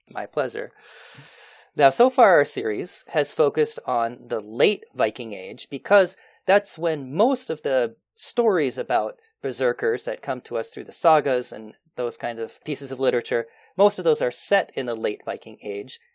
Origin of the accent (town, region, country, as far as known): United States; born or raised there